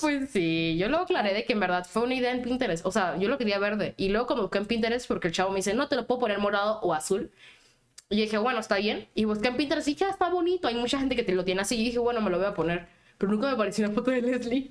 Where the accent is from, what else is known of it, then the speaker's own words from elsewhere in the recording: Panama; Y yo les decía que era de Panamá. Y era como que Panamá, pero Panamá, Florida. Y yo, no, soy de Centroamérica